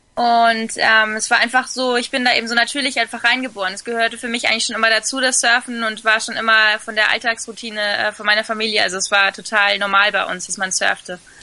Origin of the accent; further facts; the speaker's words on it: Fuerteventura, Canary Islands, Spain; also born or lived in Sylt, Germany; ich bin auf Sylt geboren, wobei meine Eltern mich schon mit nach Fuerteventura quasi entführt haben, wo ich zwei Wochen alt war. Und ich bin dann auch da zur Schule gegangen. Also ich bin, äh, schon in Spanien eher dann aufgewachsen